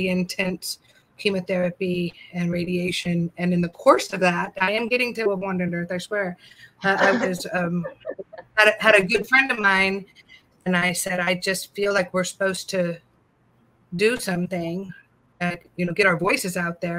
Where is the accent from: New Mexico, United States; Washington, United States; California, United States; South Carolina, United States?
California, United States; now in Madison County, North Carolina, United States; I'm from California